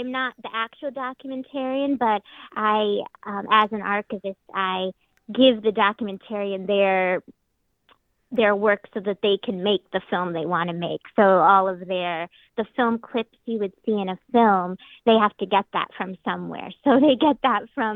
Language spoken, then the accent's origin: English; Scranton, Pennsylvania, United States; also born or lived in New York City; I grew up here in Scranton